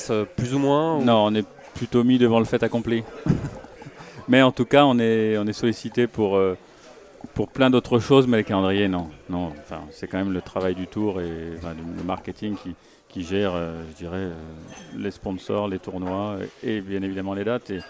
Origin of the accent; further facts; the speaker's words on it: France; mais aussi euh, en tant que Français, on écoute Pascal